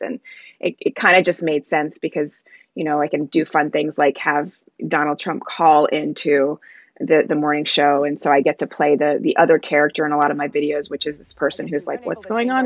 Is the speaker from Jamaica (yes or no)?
yes; Jamaica; now in United States; I'm um I'm Jamaican